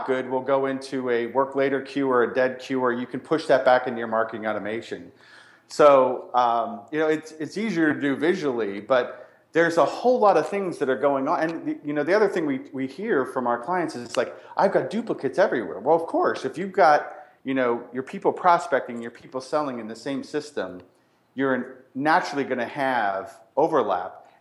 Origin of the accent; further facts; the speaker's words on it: Ireland; I'm Irish